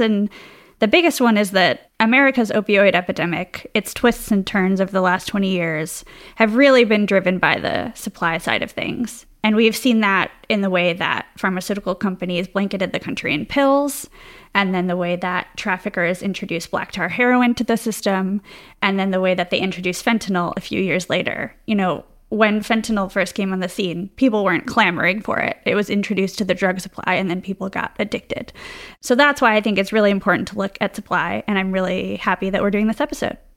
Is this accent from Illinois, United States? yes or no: yes; Chicago, Illinois, United States; as a Chicagoan.